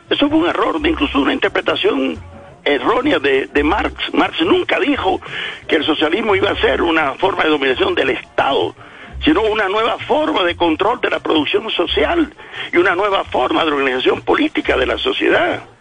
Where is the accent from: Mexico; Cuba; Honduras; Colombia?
Cuba; mi pueblo en Cuba